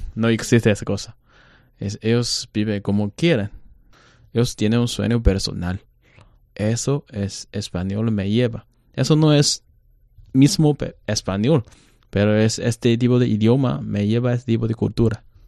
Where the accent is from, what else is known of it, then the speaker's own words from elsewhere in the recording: China; Spanish is a second language; also born or lived in Mexico / Santiago, Chile; los chinos asiáticos